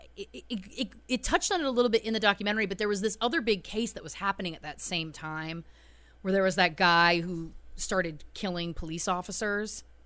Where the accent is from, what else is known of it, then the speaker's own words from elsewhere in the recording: Belleville, Ontario, Canada; my hometown, Belleville, Ontario, Canada